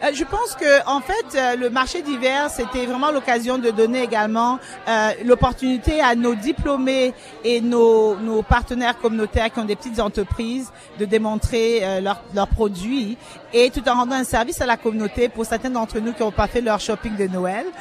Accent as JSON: {"language": "French", "country": "Cameroon", "moved": "yes", "lives_now": "Canada", "said": "je suis originaire du Cameroun, mais ça fait 30 ans que je suis au Canada"}